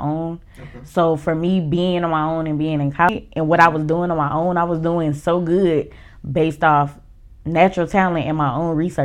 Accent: Oklahoma, United States; moved away as an adult; now in Atlanta, United States; My hometown is Oklahoma.

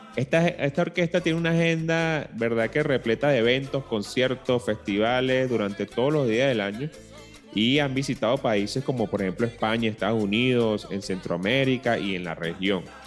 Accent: Venezuela; nosotros como venezolanos eh, siempre escuchábamos, bueno, desde chiquito el cuatro venezolano

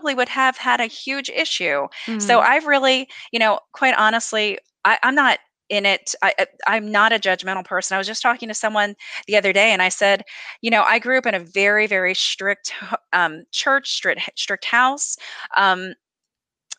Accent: the North, United States; I'm from the North.

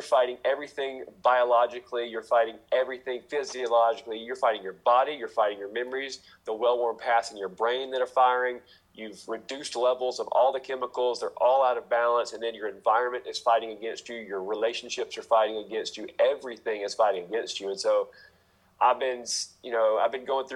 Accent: United States; I grew up in America. I grew up in a not poor part of America.

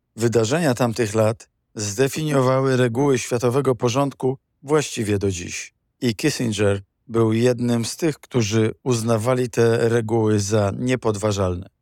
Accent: Poland; My, Polacy

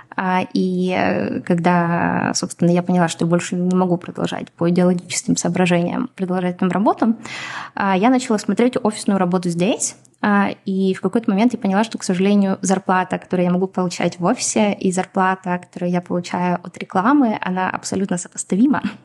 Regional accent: Donetsk, Donetsk Oblast, Ukraine; first language Russian; now in Israel; это мой родной язык. Я родилась и выросла в Донецке, поэтому я прекрасно говорю и на русском, и на украинском

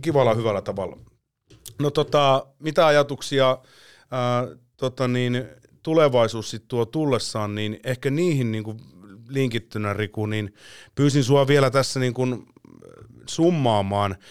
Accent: Finland; olen Suomesta

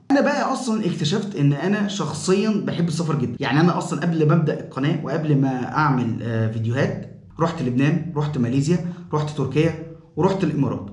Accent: Cairo, Cairo Governorate, Egypt; انا من القاهرة

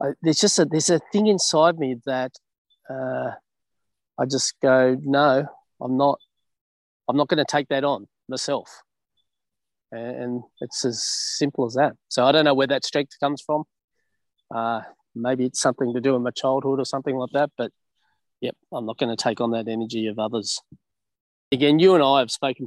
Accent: Canberra, Australian Capital Territory, Australia; I'm from Canberra.

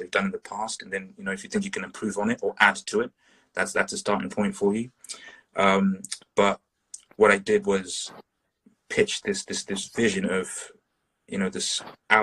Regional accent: Zimbabwe; moved away; I grew up in Zimbabwe for a period of time in Southern Africa

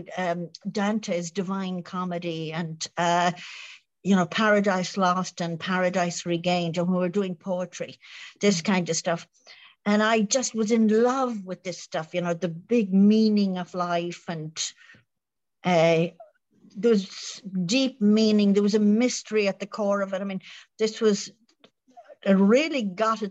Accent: Ireland

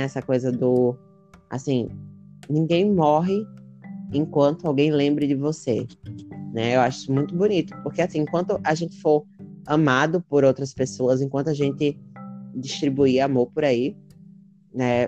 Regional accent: Brazil; a gente é do Brasil

